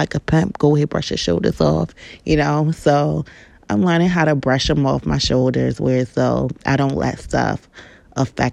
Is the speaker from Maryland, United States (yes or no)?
yes; Baltimore, Maryland, United States; I'm from Baltimore, Maryland.